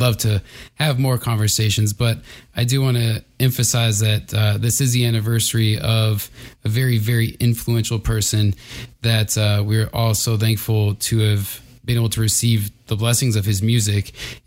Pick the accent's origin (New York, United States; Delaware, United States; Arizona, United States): Arizona, United States; moved away; when I moved away from Arizona